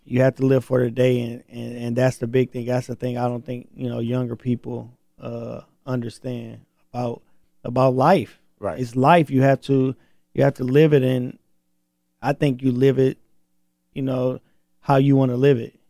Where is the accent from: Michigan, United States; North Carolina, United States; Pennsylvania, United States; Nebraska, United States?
Michigan, United States; Flint; I'm from Flint.